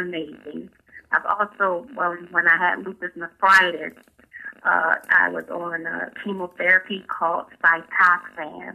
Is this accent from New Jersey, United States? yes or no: yes; Atlantic City, New Jersey, United States; moved away as an adult; now in North Carolina, United States; I'm originally from Atlantic City, New Jersey, but I've been living in North Carolina since 2004